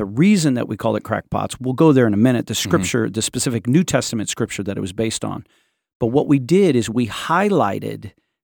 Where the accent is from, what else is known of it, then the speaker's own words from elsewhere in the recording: United States; I'm a Christian who has lived in the South. That means sweet tea. I'm an American, right?